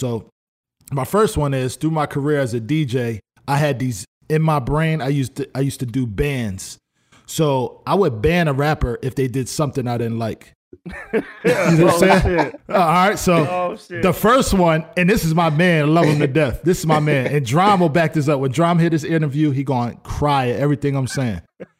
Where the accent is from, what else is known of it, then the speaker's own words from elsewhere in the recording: New York, United States; The biggest record in New York was what was the one shit that they had with … and all of them? I'm from New York.